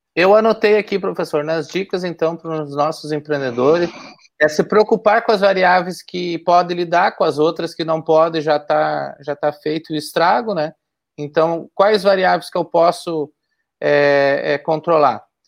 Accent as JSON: {"language": "Portuguese", "town": "Cerro Largo", "region": "Rio Grande do Sul", "country": "Brazil", "said": "Eu também sou de Cerro Largo"}